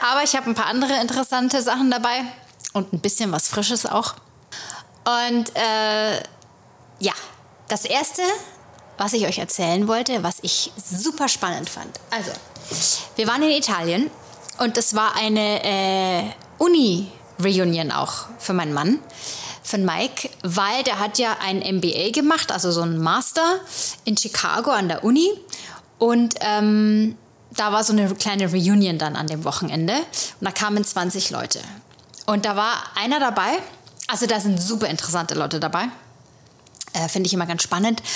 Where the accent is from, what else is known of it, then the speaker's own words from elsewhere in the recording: Germany; moved away as an adult; also born or lived in Munich; now in New York, United States; wir, wir Deutsche